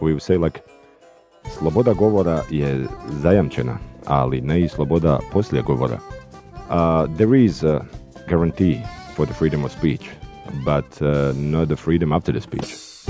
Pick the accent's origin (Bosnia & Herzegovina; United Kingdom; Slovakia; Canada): Bosnia & Herzegovina; Sarajevo, Federation of Bosnia and Herzegovina; I'm coming from Sarajevo, capital of Bosnia, where I work as a local guide and as a journalist.